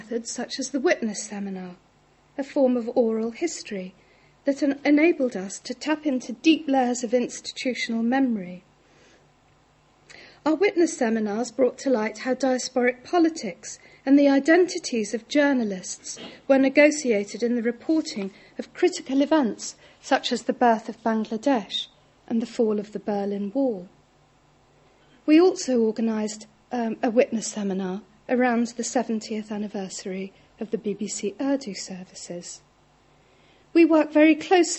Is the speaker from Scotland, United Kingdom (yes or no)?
no; London, United Kingdom; being a plastic paddy growing up in London in an Irish Catholic family